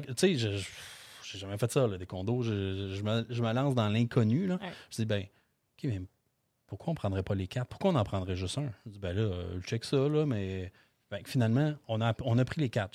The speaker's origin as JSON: {"language": "French", "town": "Beloeil", "region": "Quebec", "country": "Canada", "said": "je viens de Belleuil"}